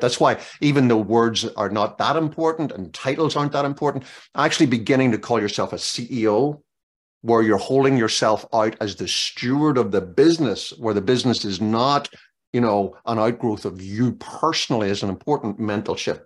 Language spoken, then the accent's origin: English; Northern Ireland, United Kingdom; now in Maryland, United States; growing up in Northern Ireland